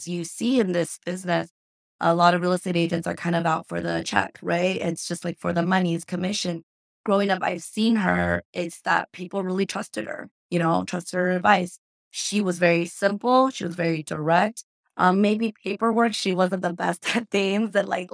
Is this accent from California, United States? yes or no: yes; Cerritos, California, United States; I was born in Cerritos and raised pretty much in LA County by my grandma